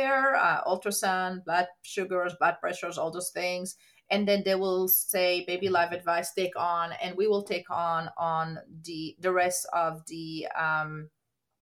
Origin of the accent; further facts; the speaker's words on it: Israel; moved away as an adult; now in United States; So I'm actually born and raised in Israel, came to the United States to pursue my career